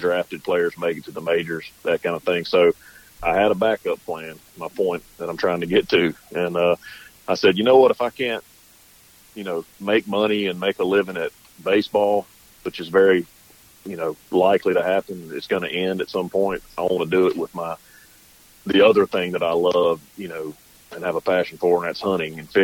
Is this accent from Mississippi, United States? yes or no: yes; Centerville, Mississippi, United States; we were raised in Southwest Mississippi.